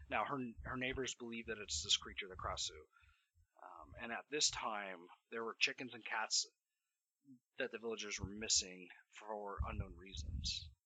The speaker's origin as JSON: {"language": "English", "town": "Denver", "region": "Colorado", "country": "United States", "tie": "born or raised there", "said": "I'm from Colorado and and so is my co-host Dave and I grew up in Denver primarily"}